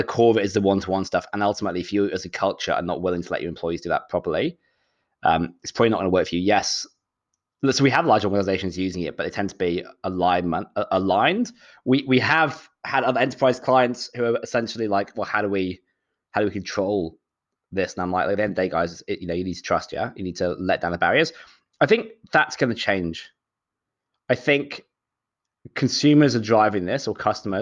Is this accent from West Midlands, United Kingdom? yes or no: yes; Shropshire, West Midlands, United Kingdom; moved away as an adult; also born or lived in London, United Kingdom; now in Sydney, Australia; I'm from the Midlands, so a place called Shropshire